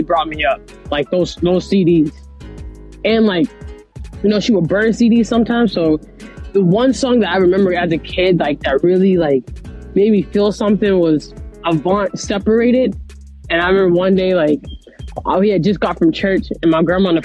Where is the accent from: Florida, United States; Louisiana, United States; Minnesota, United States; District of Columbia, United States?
Florida, United States; Orlando; now in Boston, United States; I am from Orlando, Florida, but I live in Boston, Massachusetts